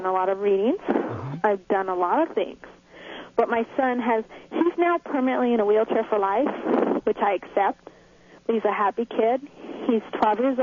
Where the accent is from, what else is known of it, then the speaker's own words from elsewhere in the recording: Los Angeles, California, United States; now in Dallas, United States; I'm from California. I'm now in Dallas, but I'm an LA girl